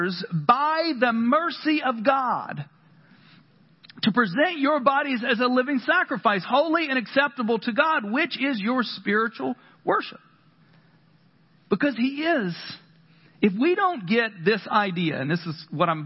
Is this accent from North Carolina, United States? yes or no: yes; North Carolina, United States; I grew up in the South, North Carolina